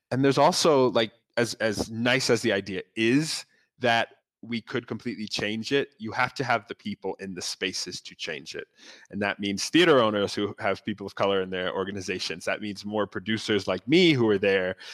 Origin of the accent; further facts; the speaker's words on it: New York, United States; I'm a producer from New York coming to South Africa.